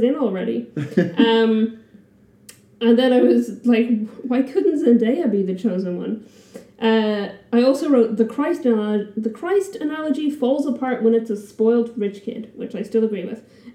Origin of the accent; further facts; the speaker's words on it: Ireland; I'm just too Irish